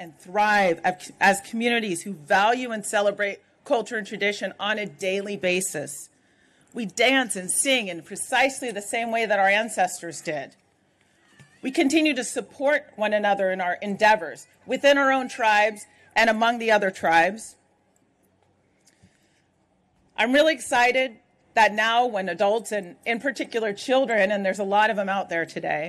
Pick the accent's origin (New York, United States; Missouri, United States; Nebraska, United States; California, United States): California, United States; I say this as somebody who grew up very traditionally here in California, at a time when maybe when I was young, it wasn't super popular still to be Native American, to be Indian.